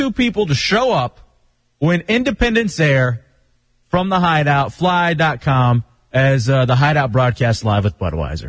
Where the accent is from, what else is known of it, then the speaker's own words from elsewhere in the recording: Texas, United States; I can remember growing up in Texas